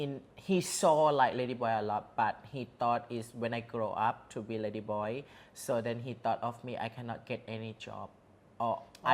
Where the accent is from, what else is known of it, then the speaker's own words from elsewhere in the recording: Somdet, Kalasin, Thailand; English is a second language; moved away as an adult; also born or lived in Bangkok; now in Pattaya, Thailand; I'm from Galasin, quite Isan area, like the north east.